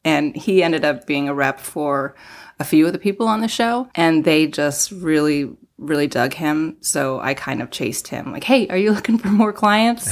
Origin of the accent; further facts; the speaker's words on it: Denver, Colorado, United States; moved away as an adult; also born or lived in Seattle; now in Los Angeles, United States; I grew up in Denver